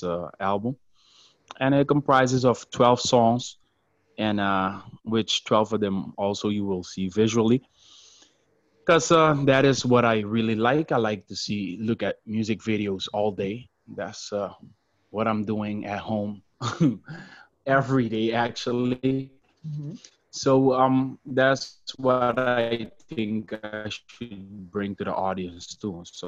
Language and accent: English; Curaçao; first language Papiamento; English is a second language; I was born in Curacao, which is part of the ABC Islands in the South Caribbean off the coast of Venezuela. And Papiamento is the most prevalent language where I'm from.